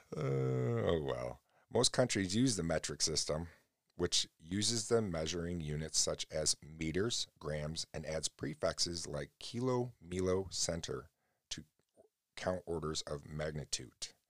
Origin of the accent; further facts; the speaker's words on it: United States; I love America, though, and I love being an American